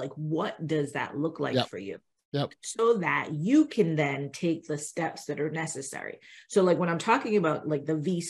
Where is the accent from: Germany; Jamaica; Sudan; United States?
Jamaica; So we were talking before we got on, and we're both Jamaican, and so we, you know, as Jamaicans, they tell us basically, you're going to go to school